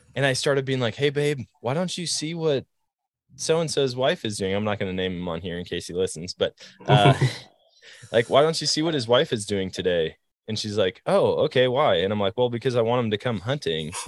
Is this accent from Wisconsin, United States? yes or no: yes; Eau Claire, Wisconsin, United States; growing up in Wisconsin